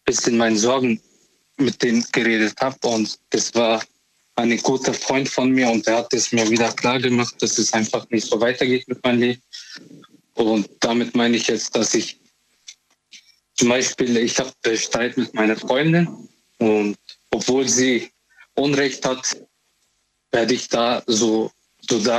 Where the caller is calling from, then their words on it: Memmingen, Bavaria, Germany; Ich komme aus Memmingen.